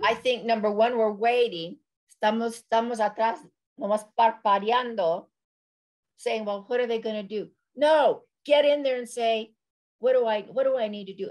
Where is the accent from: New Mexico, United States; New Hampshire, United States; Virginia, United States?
New Mexico, United States; Corrales; I was born and raised in a little town outside of Albuquerque, New Mexico called Corrales.